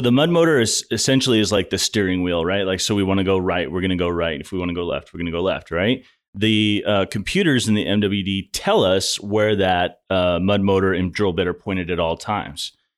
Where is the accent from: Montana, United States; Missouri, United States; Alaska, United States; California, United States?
Montana, United States; moved away as an adult; now in Houston, United States; I'm from Montana